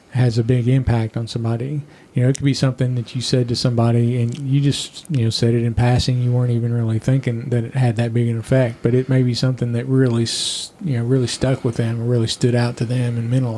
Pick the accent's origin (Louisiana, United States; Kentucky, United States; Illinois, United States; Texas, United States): Kentucky, United States; Bowling Green; also born or lived in Evansville, Indiana / Tampa, Florida / Henderson, Kentucky; I grew up here in Bowling Green.